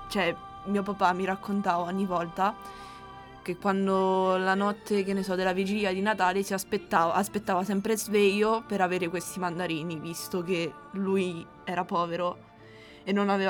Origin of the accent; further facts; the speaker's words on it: Romania; now in Italy; io essendo rumeno